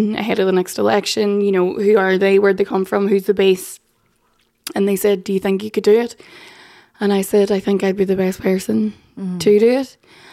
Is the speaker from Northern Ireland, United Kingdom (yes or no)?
yes; Northern Ireland, United Kingdom; I come from the poorest part of the UK